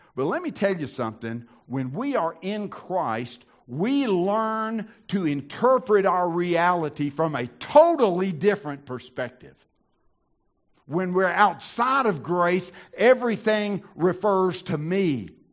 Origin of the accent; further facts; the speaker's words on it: the South, United States; I grew up in the South.